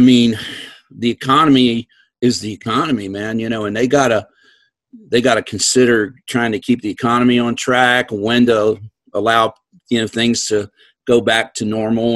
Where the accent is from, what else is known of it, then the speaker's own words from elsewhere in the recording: Western Maryland, United States; moved away; grew up in Western Maryland